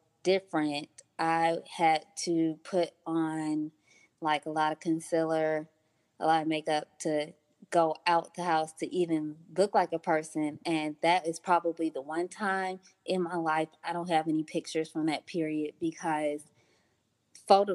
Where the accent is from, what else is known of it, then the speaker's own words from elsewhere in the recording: Detroit, Michigan, United States; moved away as an adult; also born or lived in Atlanta, Georgia; I moved from Detroit to Georgia for school at G. Clark Atlanta University